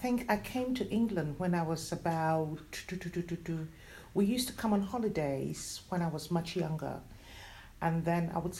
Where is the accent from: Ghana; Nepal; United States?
Ghana; now in Hatch End, Harrow, London, United Kingdom; I love Africa. I grew up in Africa.